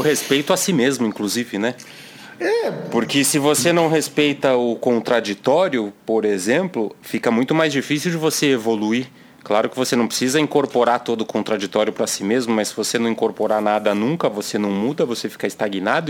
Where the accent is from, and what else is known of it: Brazil